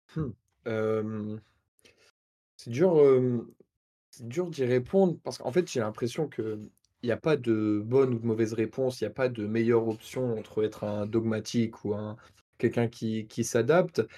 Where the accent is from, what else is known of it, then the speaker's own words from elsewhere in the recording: Normandy, France; je suis Normand